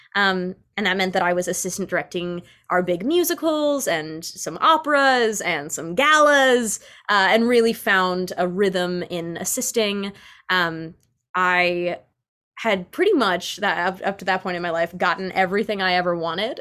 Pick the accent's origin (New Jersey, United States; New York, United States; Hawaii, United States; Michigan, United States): New York, United States; New York City; I grew up as, like, a very uh, cultured child of New York City